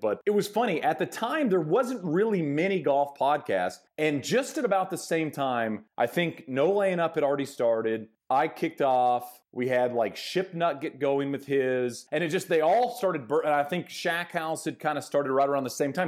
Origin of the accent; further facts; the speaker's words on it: Texas, United States; moved away; also born or lived in Arizona / Connecticut; I grew up in Texas